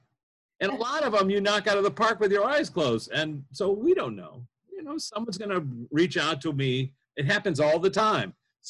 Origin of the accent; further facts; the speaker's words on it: near Wisconsin, Midwest, United States; I grew up near Wisconsin